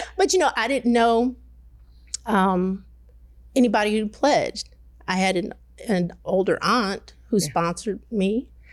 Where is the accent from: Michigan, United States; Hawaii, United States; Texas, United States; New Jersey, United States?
Michigan, United States; Detroit; also born or lived in Midwest; I grew up in Detroit. I moved around the Midwest